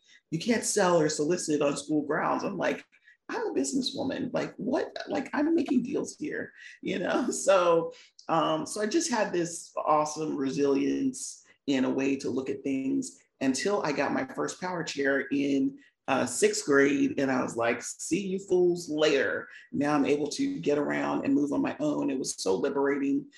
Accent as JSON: {"language": "English", "region": "Virginia", "country": "United States", "tie": "born or raised there", "said": "I was born and raised in Virginia. I'm still in Virginia, just outside of DC, about 45 minutes away"}